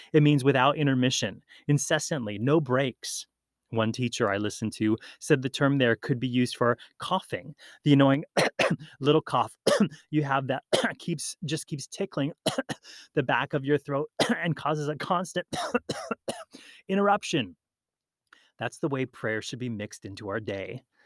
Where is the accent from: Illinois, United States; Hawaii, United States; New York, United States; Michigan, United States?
Hawaii, United States; When I grew up in Hawaii, we participated in Hawaiian outrigger canoe racing